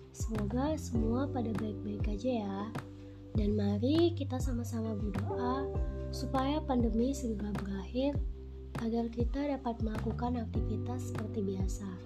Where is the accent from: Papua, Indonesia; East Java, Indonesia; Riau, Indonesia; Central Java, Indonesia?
Riau, Indonesia; Aku berasal dari Riau, tepatnya di Kabupaten Siak.